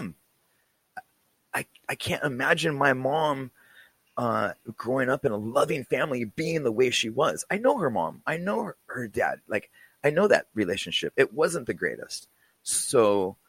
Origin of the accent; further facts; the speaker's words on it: California, United States; I grew up in California